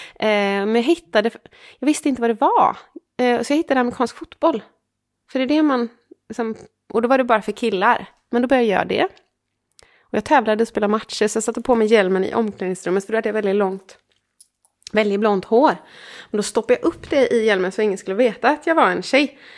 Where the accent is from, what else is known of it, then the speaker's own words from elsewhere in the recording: Sweden; Jag är från eh, Sweden